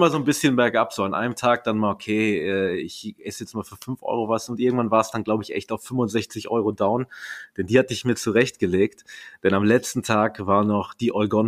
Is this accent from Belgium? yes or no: no; Berlin, Germany; wobei ich bin Berliner durch und durch, Erbrecht durch die Eltern.